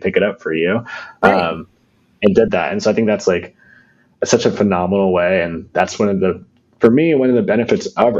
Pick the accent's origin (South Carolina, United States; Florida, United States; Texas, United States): Florida, United States; moved away; I grew up in Florida